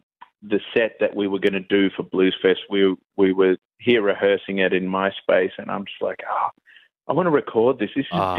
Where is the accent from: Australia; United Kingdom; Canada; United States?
Australia; Melbourne, Victoria; also born or lived in Mullumbimby, New South Wales; now in Mullumbimby area, Australia; I'm from Melbourne originally.